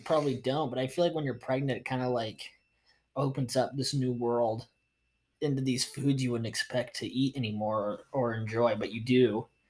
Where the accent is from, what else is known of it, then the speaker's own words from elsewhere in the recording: Utah, United States; moved away as an adult; now in Florida, United States; We're not from Florida, born and raised. Yeah. We are from Utah, okay? And we've been there for a minute, okay? We've been there for 22 effing years.